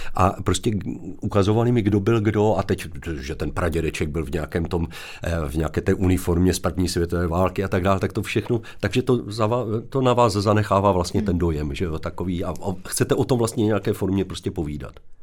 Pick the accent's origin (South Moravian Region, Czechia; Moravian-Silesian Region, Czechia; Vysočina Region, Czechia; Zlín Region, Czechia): Zlín Region, Czechia; Zlín; když jsem se vrátil zpátky po, eh, promoci do Zlína, odkud pocházím